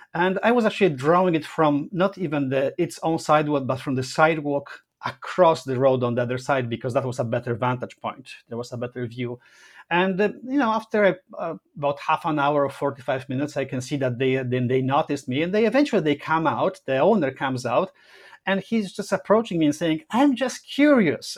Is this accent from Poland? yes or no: yes; Poland; also born or lived in Rome, Italy; now in Toronto, Canada; My family lives in Poland. I'm Polish